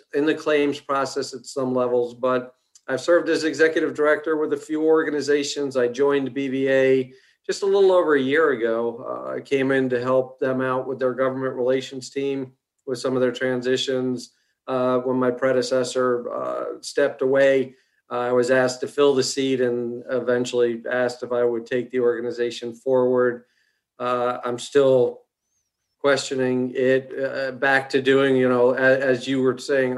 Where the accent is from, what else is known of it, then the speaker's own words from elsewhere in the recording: Connecticut, United States; moved away as an adult; now in Virginia, United States; I was born in New England, actually up in Connecticut, just outside of New York City.